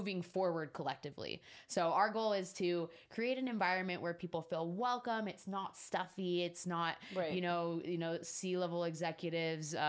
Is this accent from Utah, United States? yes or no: yes; Salt Lake City, Utah, United States; now in Las Vegas, United States; I grew up in Salt Lake City, Utah